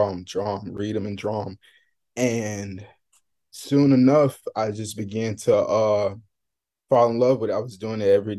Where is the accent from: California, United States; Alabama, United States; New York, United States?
Alabama, United States; Mobile; moved away as an adult; also born or lived in Birmingham, Alabama; now in Miami, United States; I'm originally from Mobile, Alabama